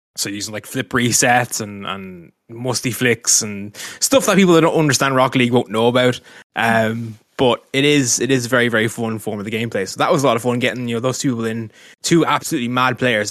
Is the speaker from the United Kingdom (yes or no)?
no; Dublin, Leinster, Ireland; moved away as an adult; now in Carcassonne, France; I'm an Irishman, tw, thirty years old, from Dublin originally, living in Carcassonne now